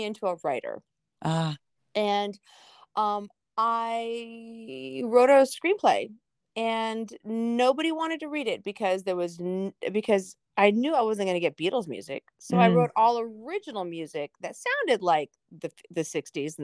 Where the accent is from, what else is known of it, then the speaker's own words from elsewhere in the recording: Orange County, Southern California, United States; I grew up in California, you know, I was one of those Southern California, Orange County kids